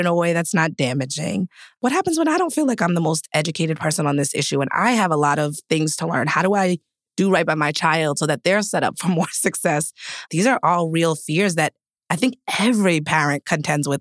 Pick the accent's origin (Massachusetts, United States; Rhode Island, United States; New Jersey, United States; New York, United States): Rhode Island, United States; East Providence; I grew up in, like, the melting pot of diversity. I'm from East Providence, Rhode Island.